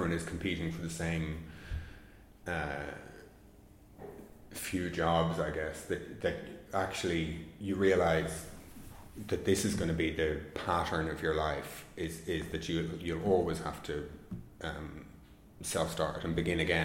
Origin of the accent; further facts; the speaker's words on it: Ireland; being an Irish filmmaker